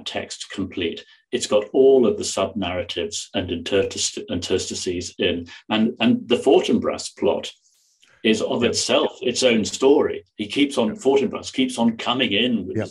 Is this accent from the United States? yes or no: no; England, United Kingdom; moved away as an adult; now in Belfast, United Kingdom; I'm not from Northern Ireland by upbringing. Yeah. I'm English